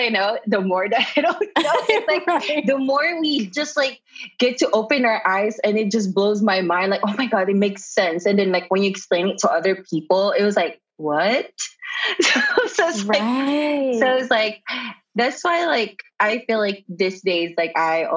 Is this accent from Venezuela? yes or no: no; Philippines; now in United States